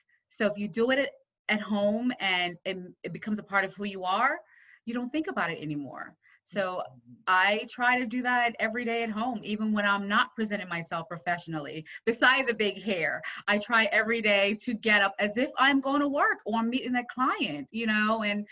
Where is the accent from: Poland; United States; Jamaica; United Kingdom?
Jamaica; I was born in Jamaica